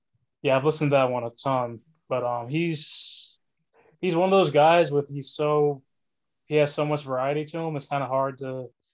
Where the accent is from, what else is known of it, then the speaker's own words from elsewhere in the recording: New Jersey, United States; Born and raised in New Jersey, southern part of the state. 28 years old, recently turned 28 last December.